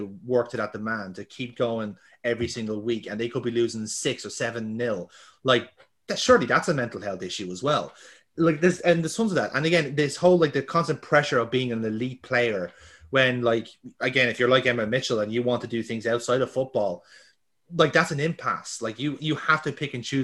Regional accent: Ireland; We are Irish football fans.

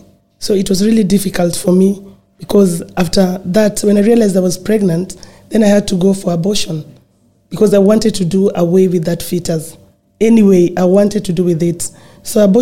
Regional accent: Nairobi, Kenya; growing up in Kibera, it was not an easy journey

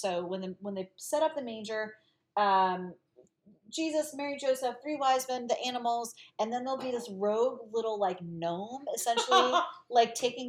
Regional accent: Galicia, Spain; I'm Galician, like I'm from the Northwest.

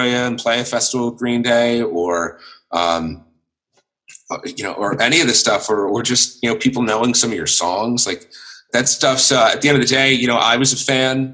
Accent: United States; born or raised there

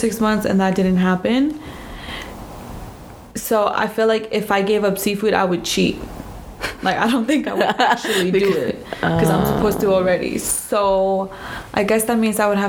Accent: La Paz, Baja California Sur, Mexico; moved away; I was born in Baja California Sur in La Paz, which is the southern part of the peninsula of Baja California

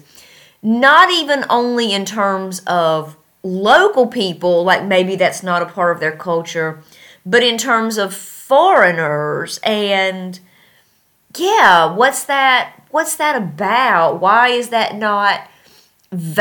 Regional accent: North Carolina, United States; moved away as an adult; now in Tashkent, Uzbekistan; I'm from North Carolina

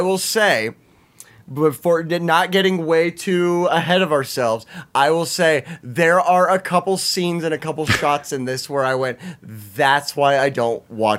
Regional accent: United States; We're American.

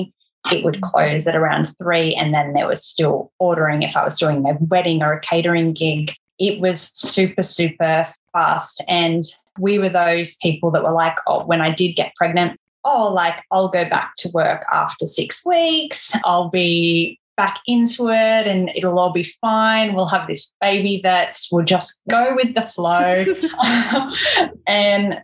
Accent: Central Coast, New South Wales, Australia; now in Tasmania, Australia; where we grew up on the Central Coast, if you're familiar with it, everywhere you're 15 minutes or so from the beach

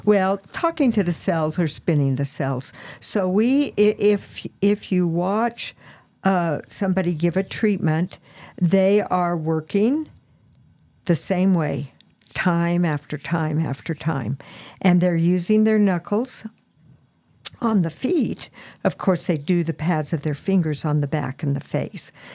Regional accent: Farmington, New Mexico, United States; I was actually born in Farmington, New Mexico, the little old San Juan hospital

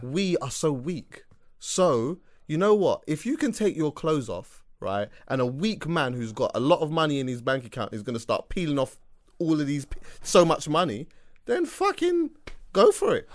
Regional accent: London, United Kingdom; accent: English; I'm from London, like, I'm from London

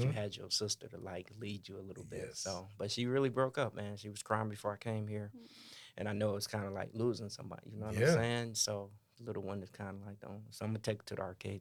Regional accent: Gary, Indiana, United States; moved away; I come from Gary, Indiana, 80% African American.

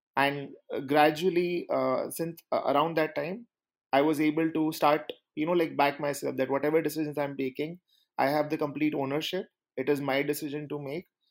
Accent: India; I grew up in India

